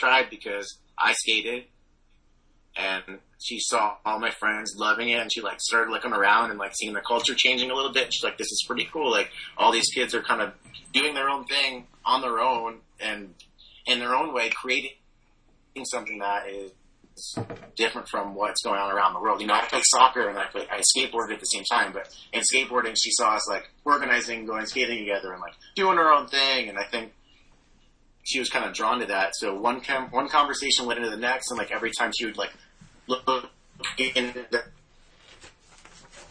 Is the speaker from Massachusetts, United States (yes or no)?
no; Wallingford, Connecticut, United States; moved away; I grew up in a small town called Wallingford in Connecticut.